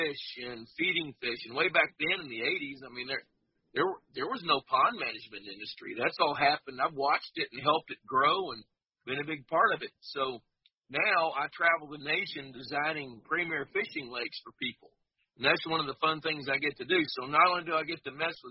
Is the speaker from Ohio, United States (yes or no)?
no; Fort Worth, Texas, United States; I grew up in Fort Worth, Texas, in a suburb